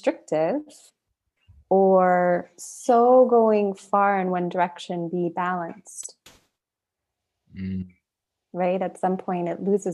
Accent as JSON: {"language": "English", "country": "United States", "said": "an American"}